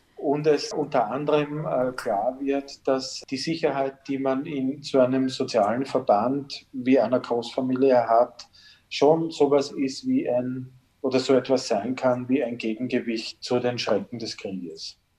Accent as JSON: {"language": "German", "town": "Blindenmarkt", "region": "Lower Austria", "country": "Austria", "tie": "born or raised there", "said": "Ich bin im Blindenmarkt bei Amstetten groß geworden, so ab, ab, meinem vierten Lebensjahr und dort in einer dieser typischen niederösterreichischen Siedlungsstraßen aufgewachsen"}